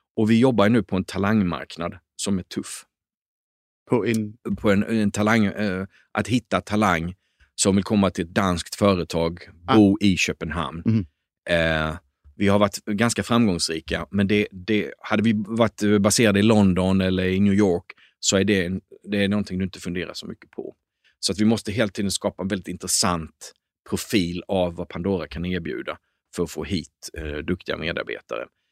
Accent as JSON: {"language": "Swedish", "region": "Småland", "country": "Sweden", "tie": "born or raised there", "said": "jag är uppväxt i Småland"}